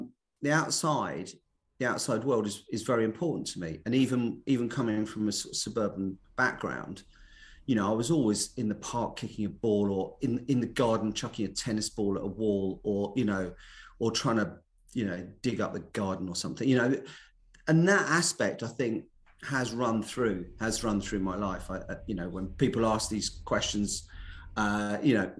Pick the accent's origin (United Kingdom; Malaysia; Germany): United Kingdom; London; moved away; also born or lived in Essex; I was brought up in West London. So I'm very much a Londoner at heart or something. So I grew up in West Ealing